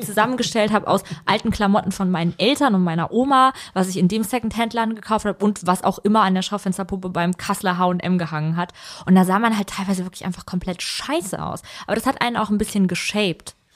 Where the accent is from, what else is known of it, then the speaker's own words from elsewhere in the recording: Vellmar, Hesse, Germany; ich komme nämlich eigentlich ja gar nicht per se aus Kassel, sondern ich bin ja in Felmer aufgewachsen